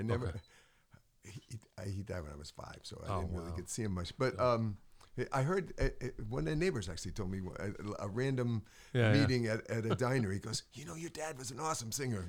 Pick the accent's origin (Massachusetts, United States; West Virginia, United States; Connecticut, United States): Connecticut, United States; Preston; Hometown, Preston, Connecticut, small town.